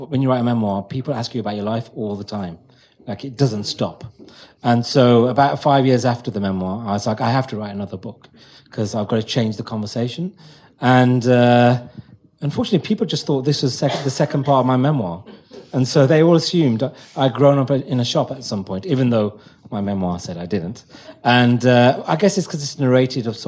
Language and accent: English; Wolverhampton, West Midlands, United Kingdom; now in London, United Kingdom; I grew up in Wolverhampton